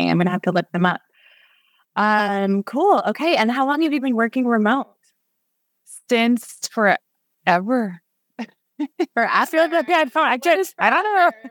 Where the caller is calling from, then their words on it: Kelowna, British Columbia, Canada; Uh, the mountains of Kelowna, British Columbia.